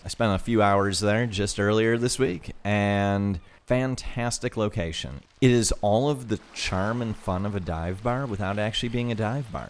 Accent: Toledo, Ohio, United States; where we grew up in Toledo, Ohio.

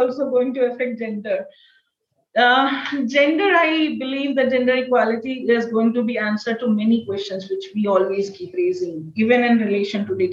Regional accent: India; I'm an Indian citizen.

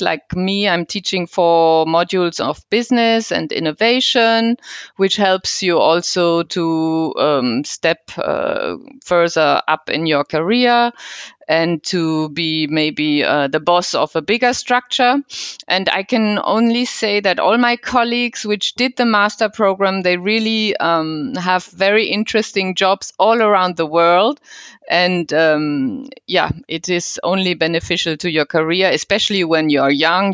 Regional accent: Cologne, North Rhine-Westphalia, Germany; moved away as an adult; now in Switzerland; I come from the Cologne region

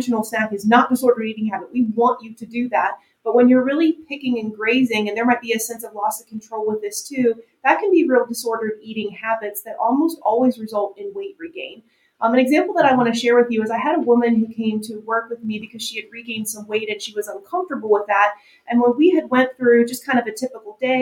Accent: United States; we as American dieters

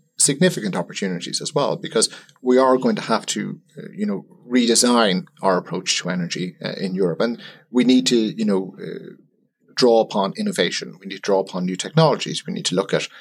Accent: Ireland; as an Irish person

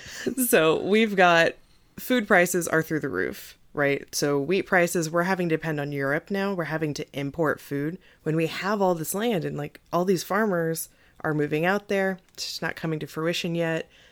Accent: Missouri, United States; my home state, Missouri

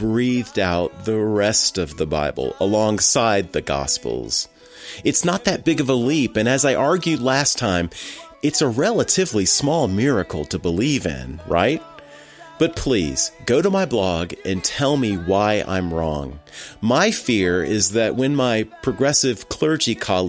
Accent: United States; accent: American; my boring American accent

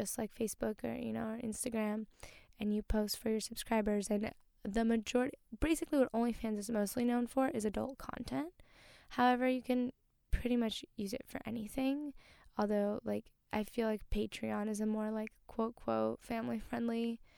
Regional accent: Brazil; moved away; I came from, you know, I was born in Brazil

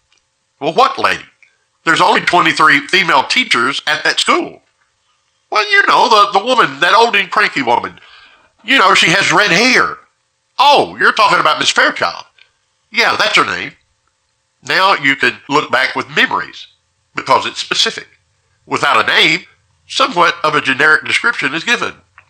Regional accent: Deep South, United States; I was brought up in the Deep South, and my parents were from Mississippi, and my mother, in particular, had a religious history that ran deep in her family.

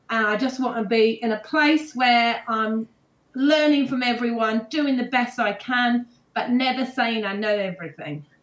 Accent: England, United Kingdom; Okay, I'm England. I'm from England.

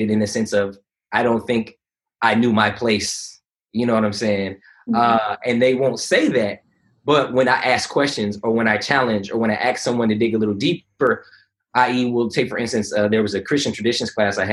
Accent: California, United States; also born or lived in Conyers, Georgia / Atlanta, Georgia; now in East Point, United States; coming from California, growing up on the West Coast

